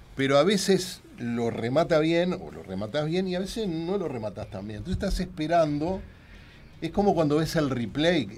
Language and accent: Spanish; Gonzalo Ramírez y Minas, Montevideo, Uruguay; es el cuadro de mi barrio, yo iba con mi padre, nos tomamos el 300 en Gonzalo Ramírez y Minas, durante toda la década del 60